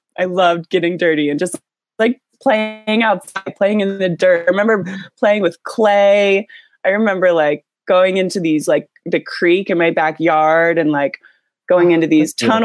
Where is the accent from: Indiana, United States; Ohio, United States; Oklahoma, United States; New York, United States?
Ohio, United States; Columbus; moved away as an adult; now in California, United States; I grew up in central Ohio, in the suburbs of Columbus